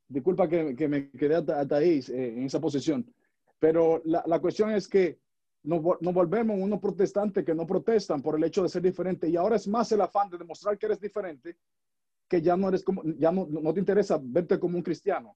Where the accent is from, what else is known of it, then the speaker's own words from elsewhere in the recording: Dominican Republic; now in United States; yo vivo en los Estados Unidos y, vivo en esta nación, soy dominicano, orgullosamente, vivo en Estados Unidos